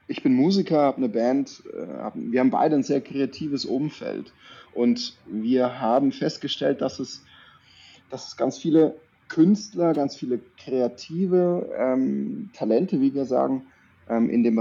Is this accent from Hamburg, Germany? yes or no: no; Baden-Württemberg, Germany; ich komme aus der Nähe von Würzburg. {S0} Okay. {S1} Ähm, Badisch-Sibirien, also bei Tauberbischofsheim ist es äh, badische Seite, aber ja, wir haben so ein paar Wörter oder so ein paar Anlehnungen auch ans Fränkische oder ans Bayerische.